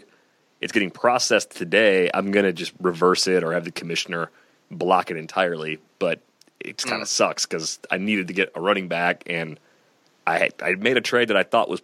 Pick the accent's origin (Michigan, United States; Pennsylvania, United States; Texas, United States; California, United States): Michigan, United States; moved away; a bunch of friends that I grew up with back in Michigan